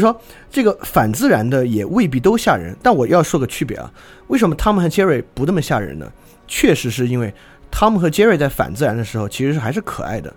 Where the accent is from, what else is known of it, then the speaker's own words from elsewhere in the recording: Sichuan, China; 我老家四川的嘛